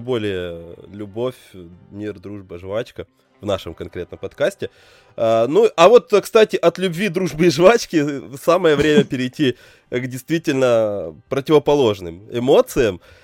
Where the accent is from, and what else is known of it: Belarus